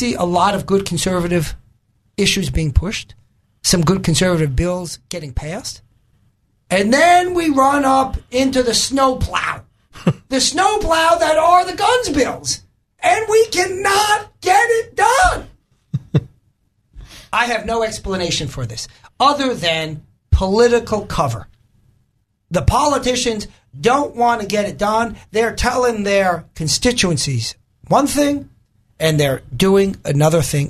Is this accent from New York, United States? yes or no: yes; New York, United States; moved away as an adult; also born or lived in Maryland; now in Arkansas, United States; where I grew up in New York was not a liberal area. It was out in the suburbs